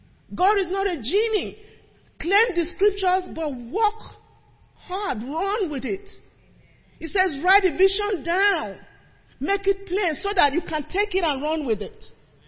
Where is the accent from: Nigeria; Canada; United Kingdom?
Nigeria; moved away as an adult; now in United States; When I came from Nigeria, already had a degree, decided I was going to be in this field